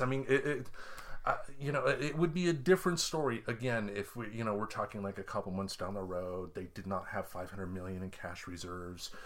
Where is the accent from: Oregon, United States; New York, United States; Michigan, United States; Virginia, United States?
Michigan, United States; growing up in Michigan